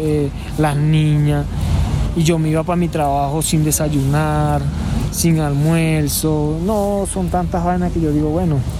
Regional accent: Barquisimeto, Lara, Venezuela; moved away as an adult; now in Bogotá, Colombia; soy venezolano de la ciudad de Barquisimeto, Estado Lara

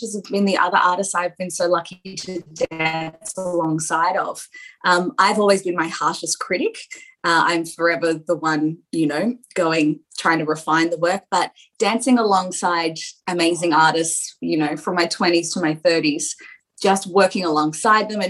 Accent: Central Coast, New South Wales, Australia; I grew up on the Central Coast

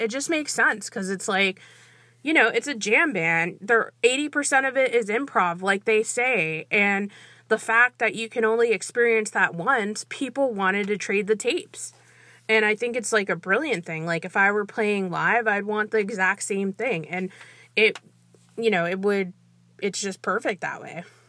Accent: Brazil; moved away; I'm originally from Brazil

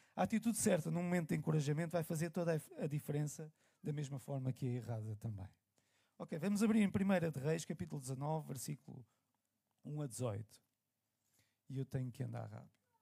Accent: Lisbon, Portugal; eu sou nascido e criado aqui em Benfica, na calçada do Tejal

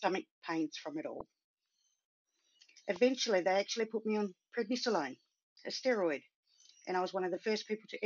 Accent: Sydney, New South Wales, Australia; also born or lived in Cambridge, England; I was born in Cambridge, England. My family emigrated as permanent residents to Sydney in 1972. So I wasn't even 2 years old

